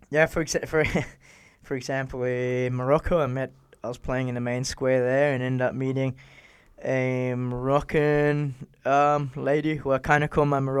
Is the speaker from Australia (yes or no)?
yes; Brisbane, Queensland, Australia; now in Vienna, Austria; from Australia, where you got, I mean, uh, my hometown's Brisbane